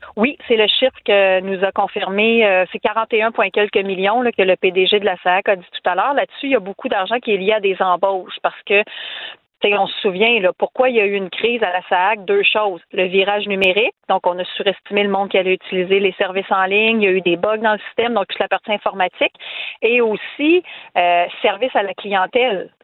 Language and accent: French; Quebec City, Quebec, Canada; je viens de Québec